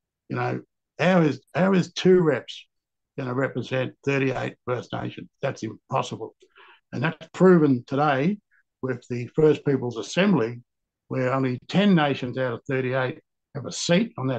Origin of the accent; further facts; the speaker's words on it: Australia; I was born in Barrow-Ranelagh in 1951